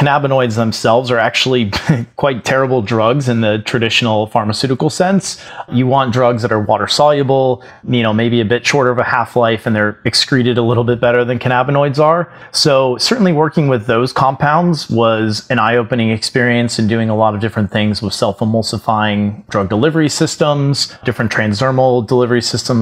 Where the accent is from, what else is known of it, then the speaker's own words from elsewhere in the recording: Florida, United States; I grew up in Florida